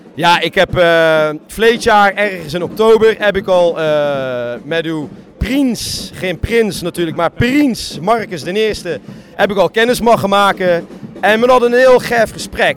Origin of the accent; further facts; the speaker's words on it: Bergen op Zoom, North Brabant, Netherlands; bij ons in Bergen